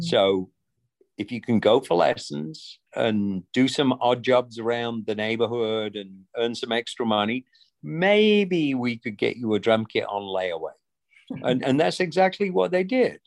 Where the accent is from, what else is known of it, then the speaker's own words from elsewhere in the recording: rural England, United Kingdom; moved away as an adult; now in United States; growing up in England in rural England